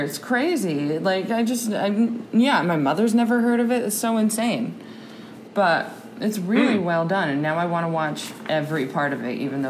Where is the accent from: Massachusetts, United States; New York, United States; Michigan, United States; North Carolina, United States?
Massachusetts, United States; the Berkshires; moved away; I'm from the Berkshires